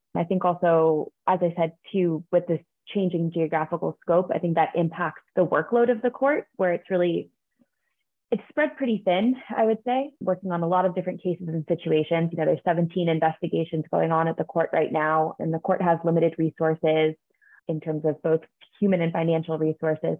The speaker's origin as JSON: {"language": "English", "region": "New York", "country": "United States", "tie": "born or raised there", "said": "I am from New York. I grew up just outside of New York City"}